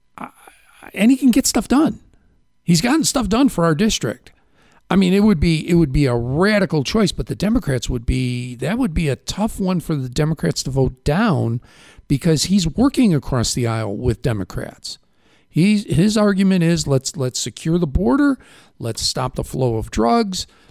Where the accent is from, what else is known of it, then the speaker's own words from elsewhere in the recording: Chicago, Illinois, United States; moved away; I'm from Chicago